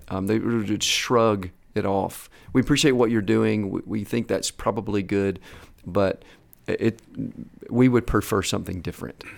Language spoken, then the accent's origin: English; Kentucky, United States; also born or lived in Atlanta, Georgia; I grew up primarily in Kentucky